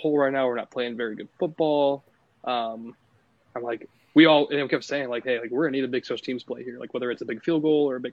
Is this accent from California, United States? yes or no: no; Council Bluffs, Iowa, United States; growing up in Council Bluffs in the Omaha area